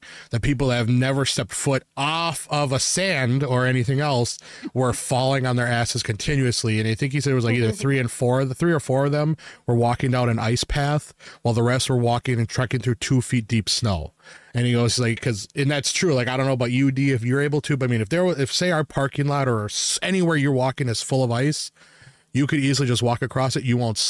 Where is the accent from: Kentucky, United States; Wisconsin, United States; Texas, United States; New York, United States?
Wisconsin, United States; we're from Wisconsin, and like where we're at, we're used to our snowfalls.